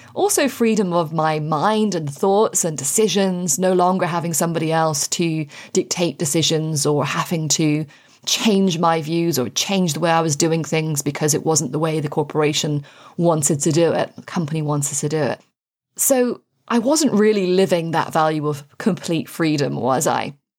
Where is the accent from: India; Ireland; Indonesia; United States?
Ireland; also born or lived in United Kingdom; now in France; I am Anglo-Irish, thanks to my beautiful dad. Um, and I grew up in Ireland